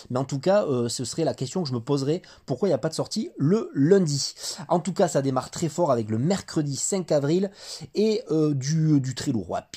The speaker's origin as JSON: {"language": "French", "country": "France", "said": "C'est 13 tomes actuellement au Japon, 7 Tom euh, chez nous en France."}